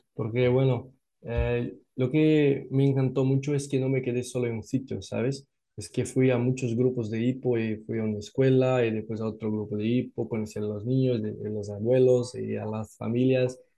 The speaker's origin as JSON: {"language": "Spanish", "town": "Natal", "region": "Rio Grande do Norte", "country": "Brazil", "second_language": "Spanish", "said": "yo soy de Natal, Norte, es la parte de nordeste de Brasil"}